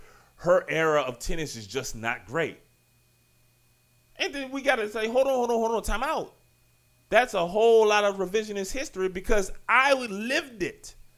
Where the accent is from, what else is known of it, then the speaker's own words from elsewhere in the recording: Richmond, Virginia, United States; I was born in Richmond.